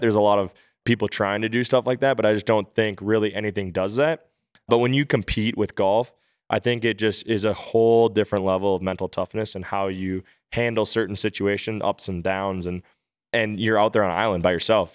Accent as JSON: {"language": "English", "region": "Minnesota", "country": "United States", "tie": "born or raised there", "said": "suiting up for my hometown team"}